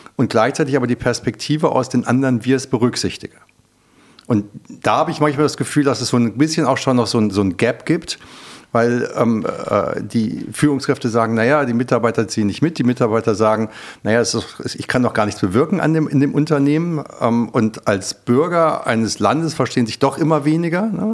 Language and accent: German; Germany; ich bin ja Europäer, ich bin ja auch Deutscher